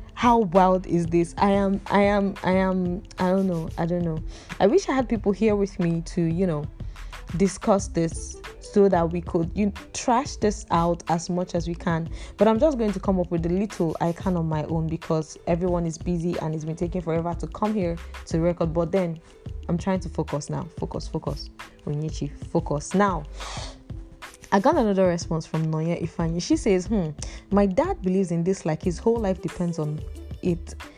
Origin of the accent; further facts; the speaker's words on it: Imo, Nigeria; I'm from Imo State